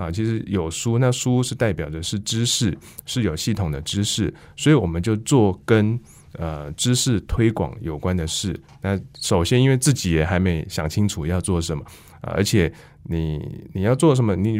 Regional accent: Wufeng, Taichung, Taiwan; 雾峰算是我的老家嘛，那也是我祖辈的老家啊。

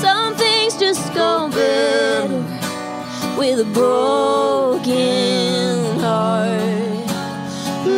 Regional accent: Philadelphia, Pennsylvania, United States; I'm from Pennsylvania, I'm from Philly.

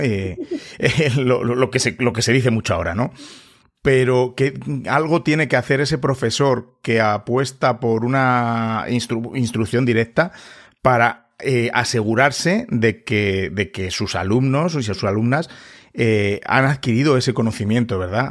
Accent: Spain; yo antes aquí en, en, España el, el, aprendizaje del inglés era, pues bueno, en los colegios era como era

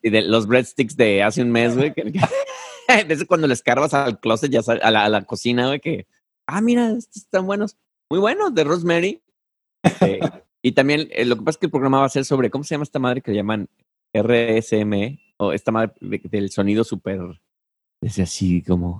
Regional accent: Mexico; moved away; como mexicano

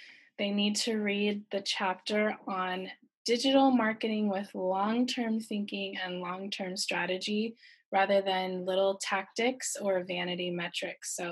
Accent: California, United States; now in Shanghai, China; I'm actually from California and I'm living in beautiful Shanghai, China

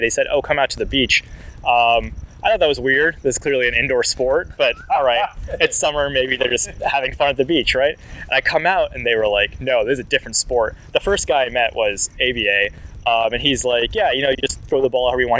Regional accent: near Washington D.C., District of Columbia, United States; moved away as an adult; now in Los Angeles, United States; I grew up near Washington D.C., and then I moved out to L.A. in mid 2010s.

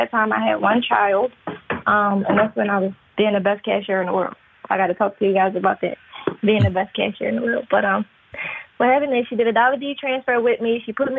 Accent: Philadelphia, Pennsylvania, United States; born or raised there

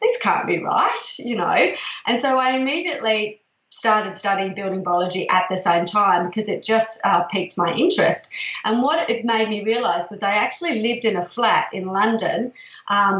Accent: Perth, Western Australia, Australia; now in Melbourne, Australia; I come from Perth originally, and there's a lot of project homes there.

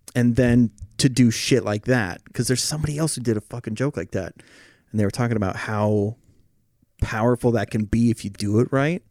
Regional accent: Oregon, United States; when I was growing up in Oregon

